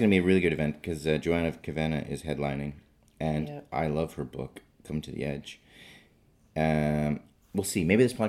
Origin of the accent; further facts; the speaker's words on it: Calgary, Alberta, Canada; now in Manchester, United Kingdom; Calgary. I'm from Calgary.